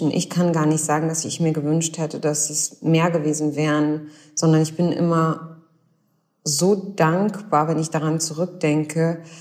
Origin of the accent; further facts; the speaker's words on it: Berlin, Germany; born there; Ich bin in Berlin geboren, wie du richtig gesagt hast.